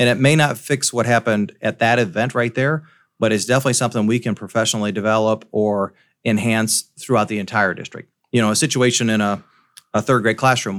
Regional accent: Davenport, Iowa, United States; now in Burlington, United States; I'm from the Davenport, Quad City area.

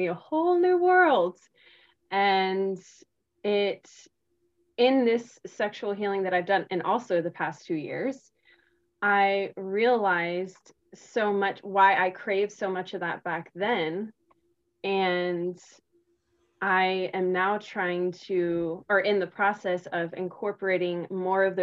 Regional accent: South Texas, United States; I grew up in South Texas, which is a part of the Bible Belt

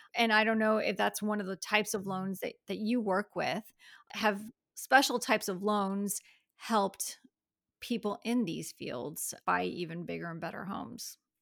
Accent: Miami, Florida, United States; now in Gainesville, United States; Miami girls who moved up here and never left.

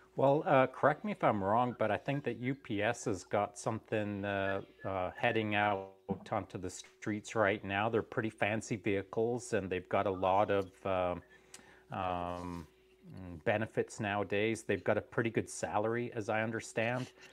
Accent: England, United Kingdom; now in Canada; when I was growing up in England before we moved to Canada

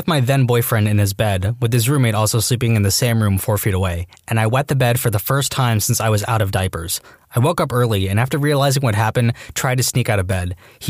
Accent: the South, United States; It's just how I was raised and or Southern politeness, but it worked. As a Southerner myself, that's common courtesy.

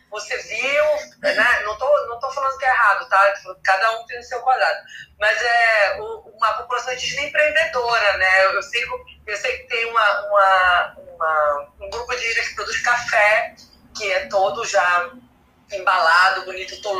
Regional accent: Pará, Brazil; eu sou daqui do Pará, então eu digo, ah, o Pará vai ser o melhor estado que tu vai viajar

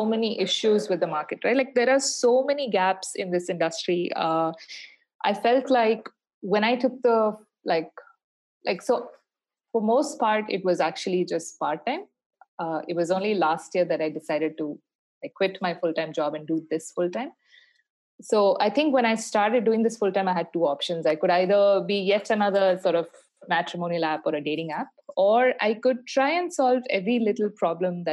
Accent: Bangalore, Karnataka, India; moved away as an adult; also born or lived in Barcelona, Spain; I grew up in Bangalore and I went to school in Bangalore.

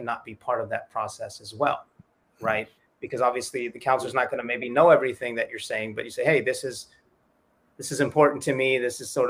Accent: Southern California, United States; moved away as an adult; also born or lived in Toronto / Egypt / San Antonio, Texas; I grew up in Southern California, very large Latino population

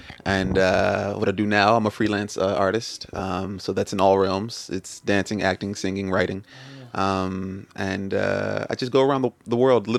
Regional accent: Nigeria; I'm Nigerian, so like it's in our culture.

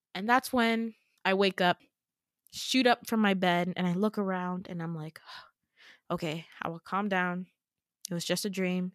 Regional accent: New York, United States; also born or lived in Gambia (Fulani heritage); I'm born and raised in New York. New York is all I know.

